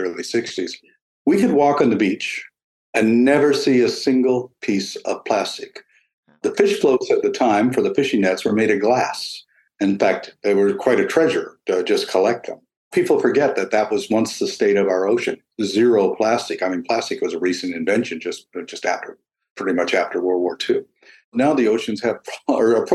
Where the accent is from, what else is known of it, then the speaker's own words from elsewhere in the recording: Eastern Canada, Canada; moved away; When I was a child in the 50s, early 60s, nobody ate mussels in eastern Canada.